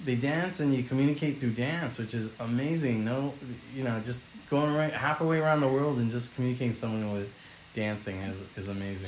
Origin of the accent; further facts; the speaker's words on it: California, United States; I grew up in California all my life